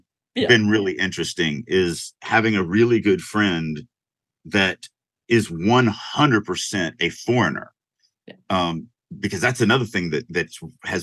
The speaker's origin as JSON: {"language": "English", "country": "United States", "said": "I'm American"}